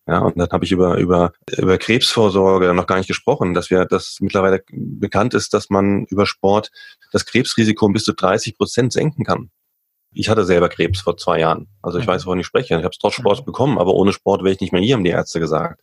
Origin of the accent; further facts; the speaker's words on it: Limburg an der Lahn, Hesse, Germany; now in Munich, Germany; Ich komme ja ursprünglich aus Limburg, Limburg an der Lahn